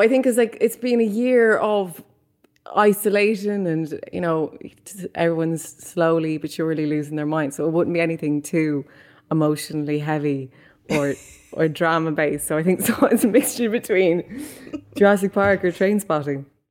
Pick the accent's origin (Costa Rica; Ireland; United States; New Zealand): Ireland; Mullingar, Leinster; moved away as an adult; now in London, United Kingdom; Me growing up in Mullingar, which is a small rural town